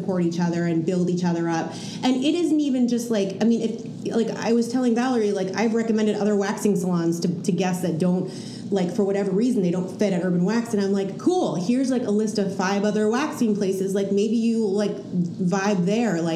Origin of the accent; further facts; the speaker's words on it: New Jersey, United States; now in Portland, United States; I'm from Jersey